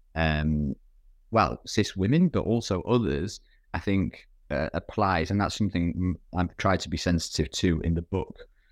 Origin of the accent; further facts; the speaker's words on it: United Kingdom; my background as a British person who's, who's worked primarily in, in U K, uh, um, institutions